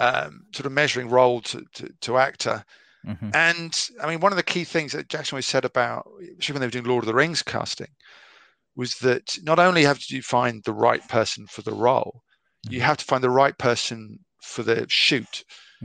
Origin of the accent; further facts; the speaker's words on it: United Kingdom; You know, I'm totally British.